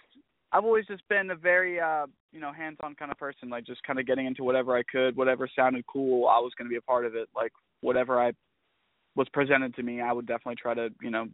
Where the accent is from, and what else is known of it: Georgia, United States; born or raised there; also born or lived in Florida